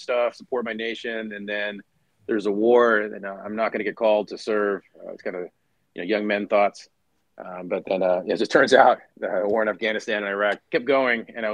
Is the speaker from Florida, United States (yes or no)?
no; San Diego, California, United States; born and raised in San Diego, California